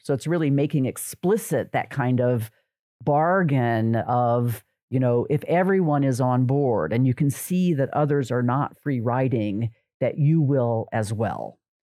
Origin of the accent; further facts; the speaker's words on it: United States; as an American